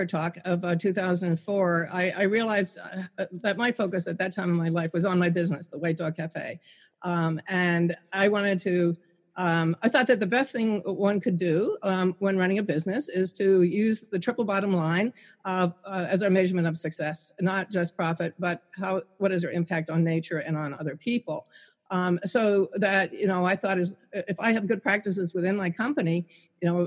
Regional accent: Pennsylvania, United States; I'm in the Pocono Mountains in my home state of Pennsylvania

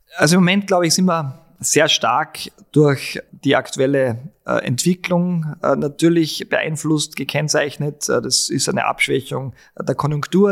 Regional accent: Altenmarkt im Pongau, Salzburg, Austria; moved away as an adult; also born or lived in Innsbruck; now in Vienna, Austria; bin in Altmarkt Sachensee aufgewachsen

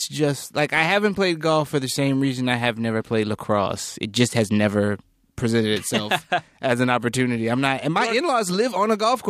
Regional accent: North Carolina, United States; When I was growing up in North Carolina

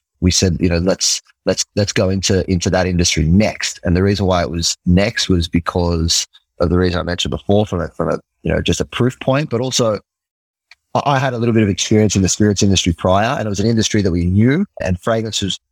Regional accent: Australia; accent: Australian; moved away as an adult; now in New York, United States; So I'm from Australia. Might be able to hear it in me. In the accent.

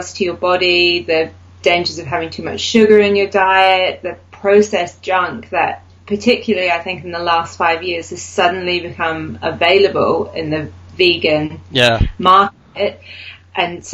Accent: New Zealand; moved away as an adult; now in United Kingdom; I'm originally from New Zealand, but I've lived in the UK for the last nearly 11 years.

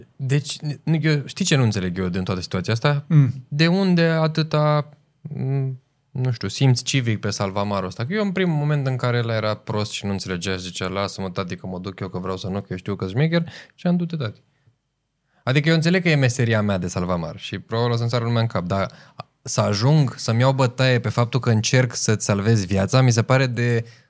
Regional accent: Romania; noi suntem români puternici

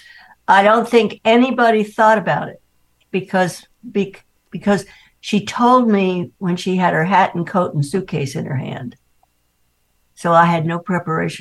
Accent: New York City, New York, United States; moved away; I grew up in Manhattan

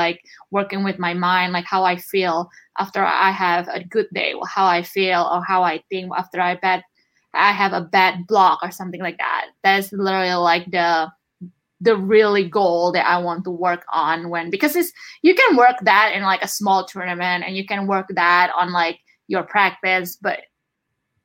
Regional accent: Indonesia; English is a second language; moved away as an adult; now in United States; I'm from Indonesia

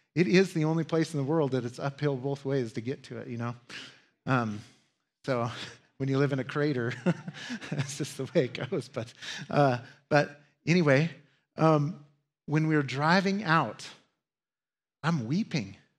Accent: United States; As Americans

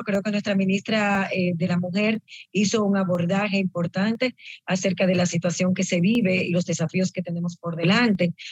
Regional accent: Dominican Republic

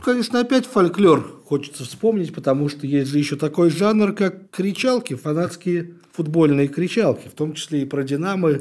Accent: Ilyinsky, Moscow Oblast, Russia; я э, рос в Раменском районе

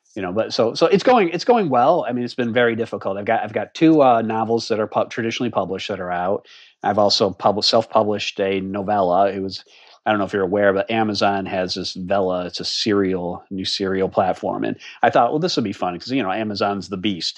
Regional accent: Harvard, Massachusetts, United States; moved away as an adult; also born or lived in Boston, Massachusetts; now in Alexandria, Virginia, United States; I grew up in the little town of Harvard, Massachusetts, which is about 30 miles west of Boston

